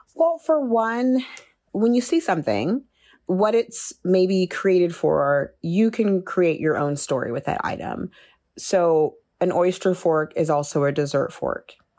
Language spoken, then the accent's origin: English; Austin, Texas, United States; moved away as an adult; also born or lived in Nigeria / New York; now in France; I'm Nigerian, and we moved to Texas, Austin, when I was young.